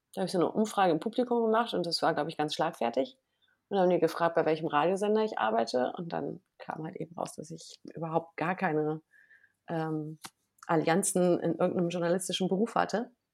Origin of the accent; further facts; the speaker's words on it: Wermelskirchen, North Rhine-Westphalia, Germany; now in Berlin, Germany; ich bin ja in Nordrhein-Westfalen geboren und aufgewachsen